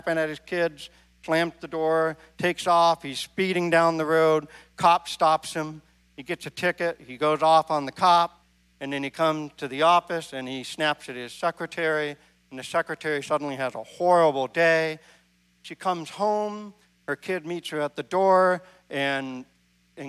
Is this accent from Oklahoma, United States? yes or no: no; Maine, United States; now in Midwest, United States; I grew up in Maine.